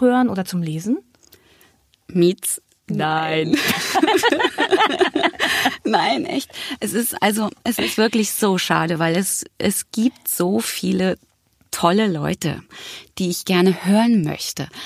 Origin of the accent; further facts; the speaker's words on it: Berlin, Germany; geboren in Berlin-Mitte. Das war mein Kiez